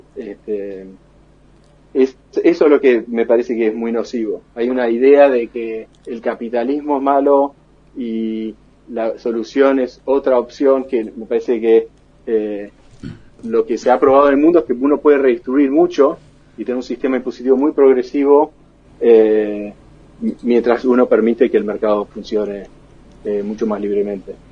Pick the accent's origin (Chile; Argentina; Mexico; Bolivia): Argentina; moved away as an adult; now in Boston, United States; los argentinos